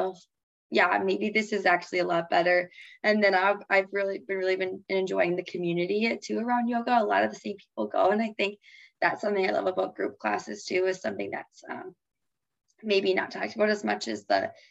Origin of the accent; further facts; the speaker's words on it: Fargo, North Dakota, United States; when I'm back at in my hometown and like in Fargo